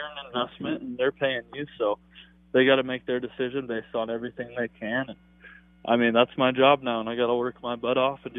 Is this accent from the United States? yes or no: yes; Colorado, United States; moved away as an adult; now in Minnesota, United States; growing up in Colorado and living in Minnesota.